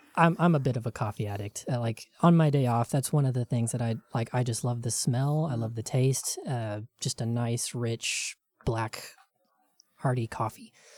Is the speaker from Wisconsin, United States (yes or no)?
no; rural Tennessee, United States; where I grew up in Tennessee in rural, very, very Christian Tennessee